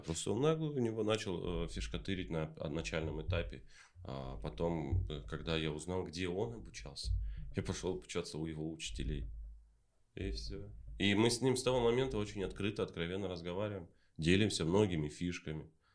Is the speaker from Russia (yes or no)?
no; Taraz, Jambyl Region, Kazakhstan; я же сам из Тараза родом